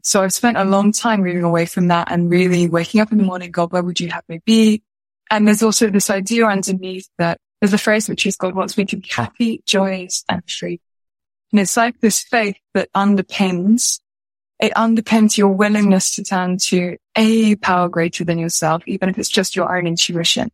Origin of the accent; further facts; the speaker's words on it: United Kingdom; I'm a British movement teacher